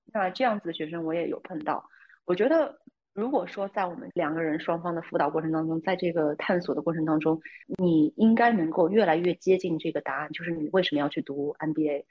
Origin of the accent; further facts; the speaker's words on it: near Boston, Massachusetts, United States; 我就是在波士顿附近长大